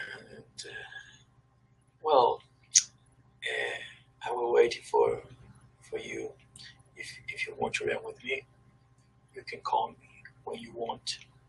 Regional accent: Chile; English is a second language; I'm from Chile

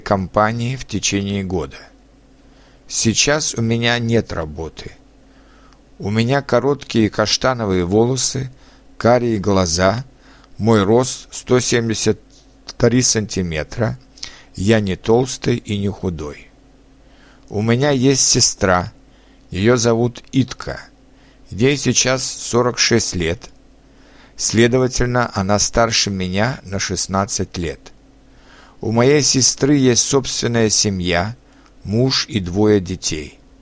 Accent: Litvínov, Ústí nad Labem Region, Czechia; Russian is a second language; also born or lived in Most, Czech Republic; now in Prague, Czech Republic; Я родился 25 сентября 1981 года в чешском городе Мости, который расположен рядом с моим родным городом Литвиновым.

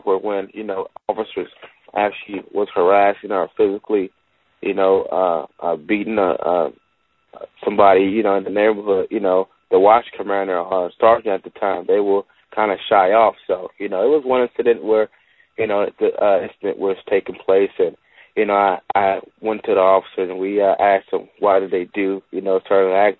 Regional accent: Los Angeles, California, United States; growing up in Watts

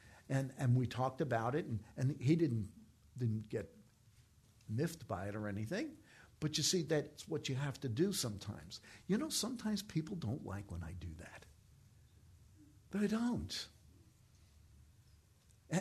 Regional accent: New York, United States; I'm from New York

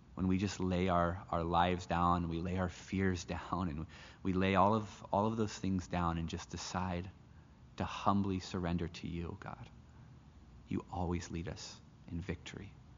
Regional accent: United States; moved away; I'm an American citizen

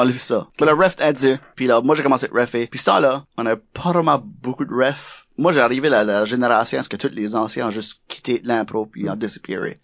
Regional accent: Acadia, New Brunswick, Canada; accent: Chiac / Acadian; moved away; also born or lived in Moncton / Quebec; oui, j'ai un accent, oui, j'ai du chiac

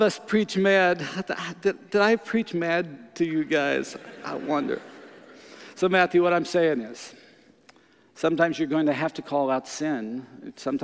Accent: Canada; I'm from Canada

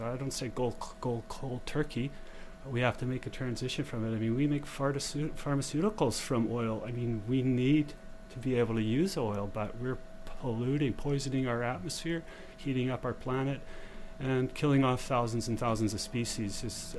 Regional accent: Vancouver, British Columbia, Canada; I grew up in Vancouver. I was born and raised there.

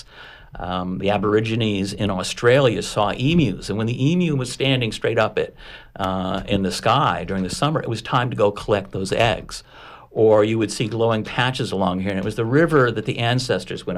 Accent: Connecticut, United States; as a child growing up in Connecticut

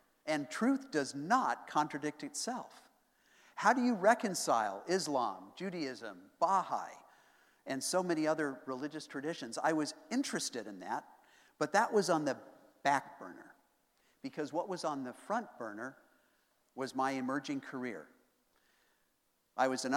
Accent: Boulder, Colorado, United States; growing up in Boulder, Colorado

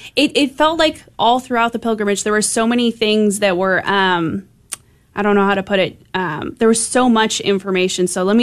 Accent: United States; I couldn't even see as an American

